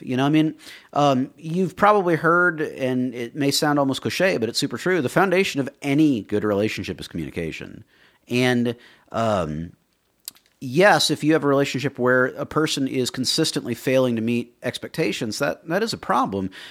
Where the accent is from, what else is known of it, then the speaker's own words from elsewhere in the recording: Miami, Florida, United States; I grew up in Miami